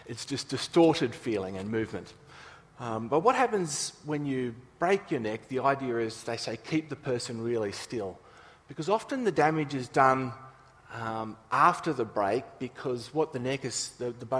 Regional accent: Nowra, New South Wales, Australia; moved away; we grew up in Nowra

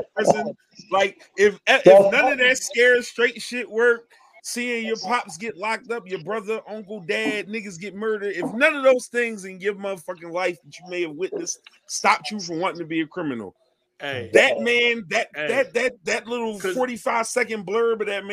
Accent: Philadelphia, Pennsylvania, United States; as a North Philly nigga

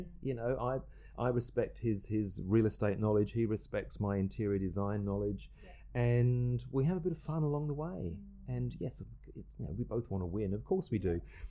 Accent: England, United Kingdom; We're both English. We both have a very similar sense of humour.

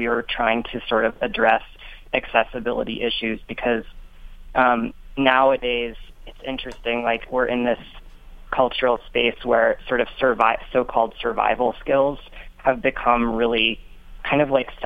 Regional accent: Vermont, United States; now in Colorado, United States; I grew up in Abenaki territory in Vermont, and I'm a Greek American.

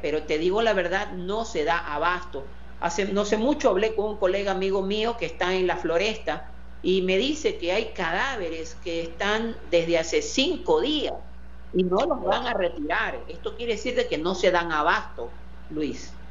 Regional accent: Guayaquil, Guayas, Ecuador; Como guayaquileño

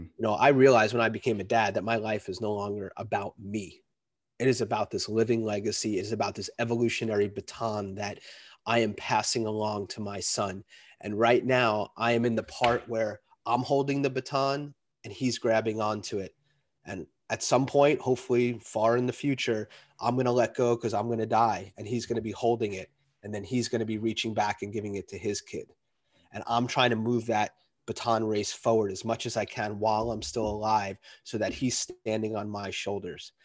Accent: New York, United States; I grew up in New York

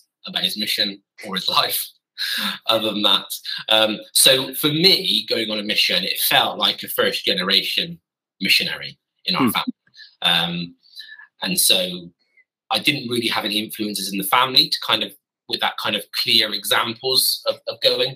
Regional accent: Gloucester, South West England, United Kingdom; moved away as an adult; also born or lived in Stroud; now in Bedfordshire, United Kingdom; I hail from Gloucestershire, so I hail from the other side, west side, neighbouring Wales, just slap bang between Birmingham and Bristol.

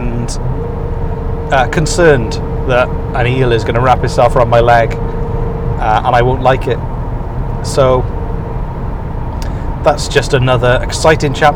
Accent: United Kingdom; moved away as an adult; now in Nova Scotia, Canada; a British person who is used to 10 degrees and drizzle

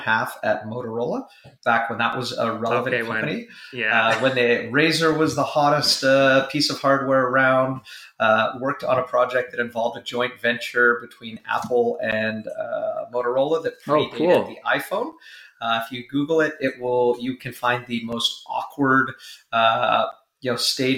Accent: Vancouver, British Columbia, Canada; moved away as an adult; also born or lived in Silicon Valley; I was born and raised in Vancouver. So grew up here.

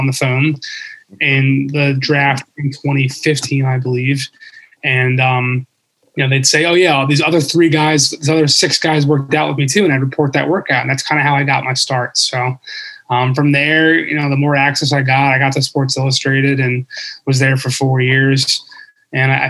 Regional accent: Philadelphia, Pennsylvania, United States; I was from Philly originally

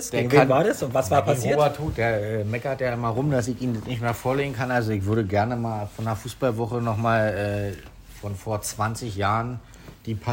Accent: Berlin, Germany; aber wir sind da halt groß geworden in Neukölln und der war halt nicht so weit zu laufen für uns.

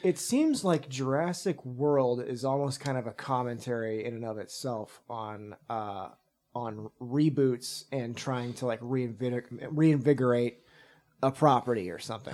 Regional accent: Texas, United States; moved away; also born or lived in Zurich, Switzerland; I'm from Texas, and so, like, margaritas are a thing there.

